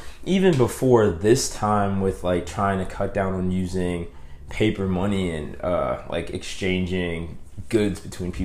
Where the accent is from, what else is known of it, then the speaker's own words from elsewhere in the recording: New Orleans, Louisiana, United States; I am from Uptown. My family lived in Mid-City for the years before Hurricane Katrina